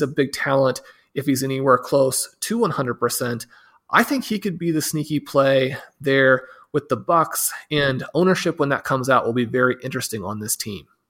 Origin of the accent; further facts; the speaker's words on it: Kansas City, United States; my hometown team, the Kansas City Chiefs